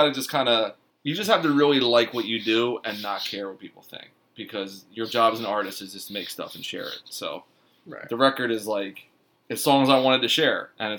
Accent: Philadelphia, Pennsylvania, United States; But when I would say I was from Philly, people would always be like, oh, like those mob guys, like South Philly, like, oh, man, Stallone, Rocky.

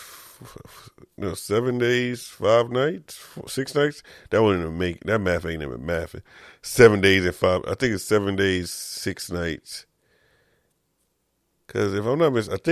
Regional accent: New York, United States; I'm a dude from New York

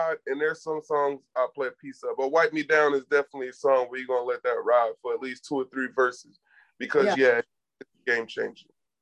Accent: Atlanta, Georgia, United States; moved away as an adult; now in San Antonio, United States; I grew up in Atlanta.

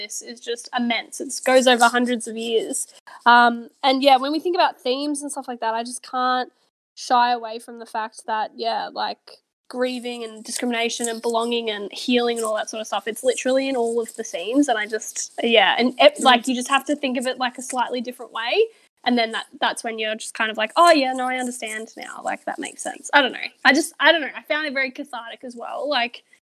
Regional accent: Australia; I am an Australian

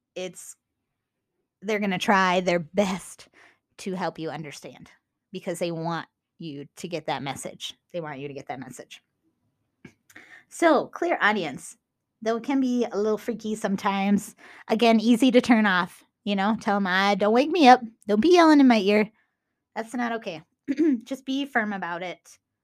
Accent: Minnesota, United States; accent: Minnesota; my Minnesota accent

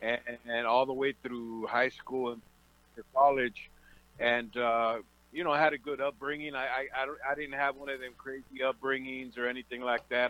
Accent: Oxnard, California, United States; I was born and raised out in in Oxnard, California, which I call the the land of milk and honey.

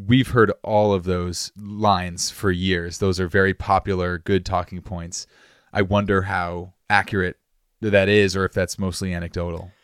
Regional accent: Massachusetts, United States; I'm from Massachusetts, and I got my L T C a few years ago

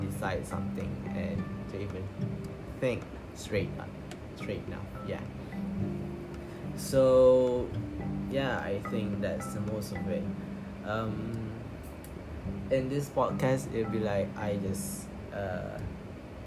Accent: Malaysia; I'm from Malaysia, of course. This is your basic Malaysia, Malay nerd guy

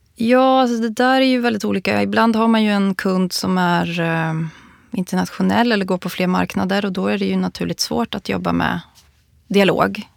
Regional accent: Borlänge, Dalarna County, Sweden; moved away; also born or lived in Stockholm; jag kommer ju från eh, eh Borlänge

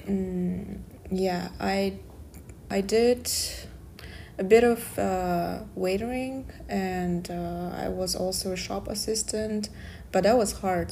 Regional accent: Kazakhstan; English is a second language; moved away as an adult; now in Darmstadt, Germany; I'm from Kazakhstan, Central Asia

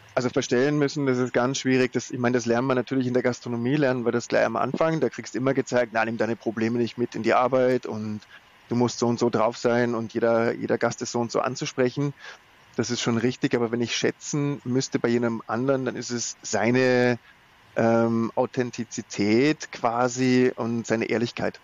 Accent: Germany; bei uns in Deutschland

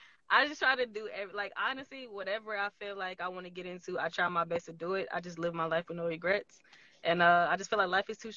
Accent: Houston, Texas, United States; Like, honestly, Houston is literally the best place on earth. Sorry to everybody else. But honestly, growing up in Texas was amazing.

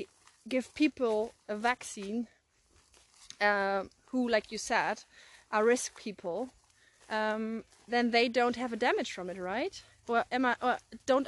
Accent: Germany; accent: German; English is a second language; There's a reason for my accent. I'm German

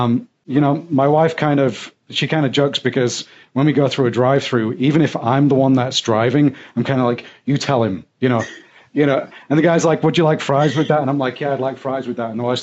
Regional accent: Yorkshire and the Humber, United Kingdom; accent: Yorkshire; moved away; I am from a very, let's say, broad part of the UK known as Yorkshire, which has a very distinct accent.

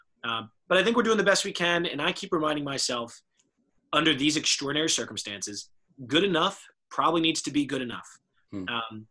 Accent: suburbs of Maryland, United States; also born or lived in Baltimore; I'm from Maryland. I'm from the suburbs of Maryland and now live in the city of Baltimore.

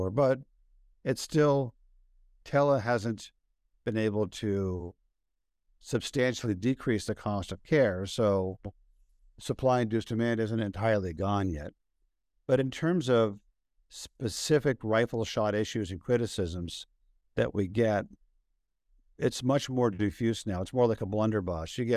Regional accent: London, United Kingdom; It's one of my really good friends from Oxford was with me over the weekend, and I was from London

